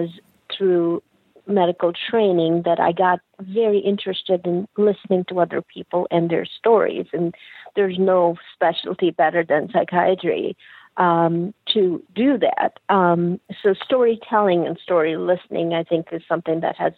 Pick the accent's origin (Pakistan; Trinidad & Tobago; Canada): Pakistan; moved away; I'm originally from Pakistan, and as a child, I was a bright child